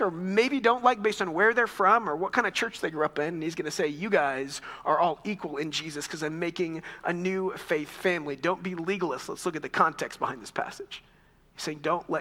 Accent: Texas, United States; moved away as an adult; also born or lived in Chicago; in my year of Texas history

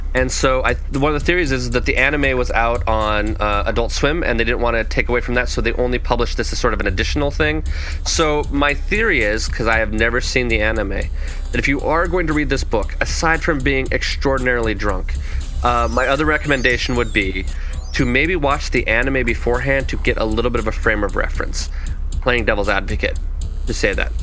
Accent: Lagoon, Utah, United States; moved away; also born or lived in Southern California; it's also ironically my hometown.

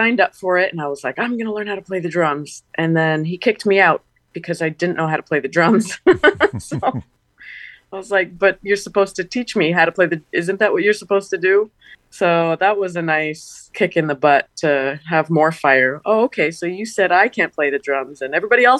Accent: Canada; moved away as an adult; also born or lived in New York City; I knew that I needed to be in New York, and if that was the best way for me to get here as a Canadian

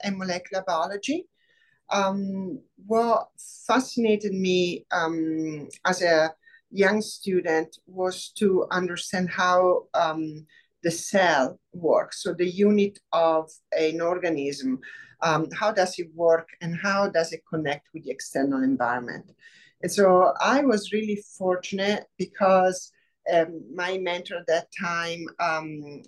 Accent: Rome, Lazio, Italy; English is a second language; moved away as an adult; also born or lived in Oxford, England / Saskatchewan, Canada; now in Michigan, United States; I'm from Rome, Italy. I came to the US 17 years ago.

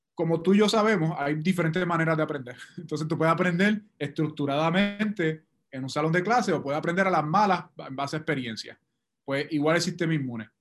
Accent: Puerto Rico; nuestra propia experiencia como puertorriqueños

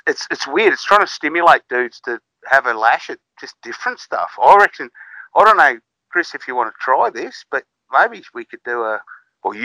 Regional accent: Victoria, Australia; When I was a little kid growing up in Victoria

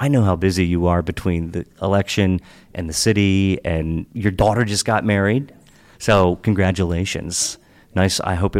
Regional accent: Hagerstown, Maryland, United States; So I grew up in Western Maryland

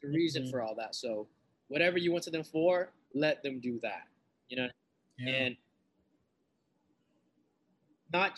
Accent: Lynn, Massachusetts, United States; my own grassroots project I dedicated to my hometown is called Entering Shaolin. I'm from Massachusetts

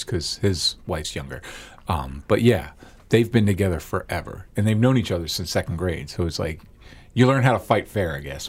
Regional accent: Maryland, United States; moved away; I grew up in Maryland.

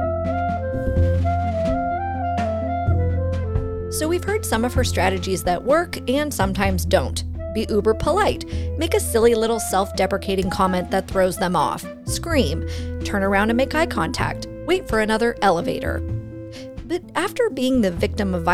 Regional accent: Fresno, California, United States; Fresno, my hometown

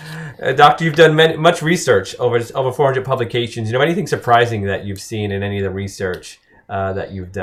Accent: United States; I'm typical as an American, it's a big mix. So I have Italian, Spanish. I do have some English too

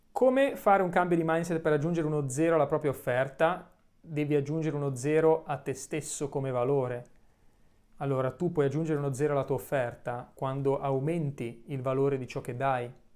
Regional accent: Genoa, Liguria, Italy; sono nato a San Pier d'Arena, poi ho vissuto eh, qualche anno in Albaro

